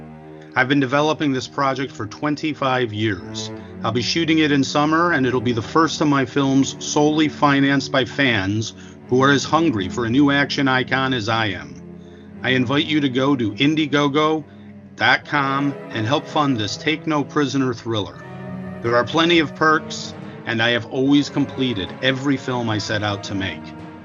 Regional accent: Western New York, United States

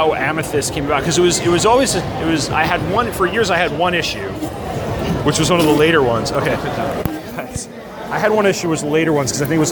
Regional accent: Long Island, New York, United States; now in Charlottesville, United States; I grew up on Long Island

